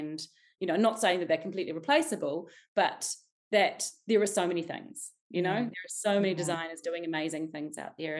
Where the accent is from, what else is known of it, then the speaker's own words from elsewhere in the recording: Wellington, New Zealand; I was born in Wellington in Arrow Valley. You know, I swam in the bucket fountain as a child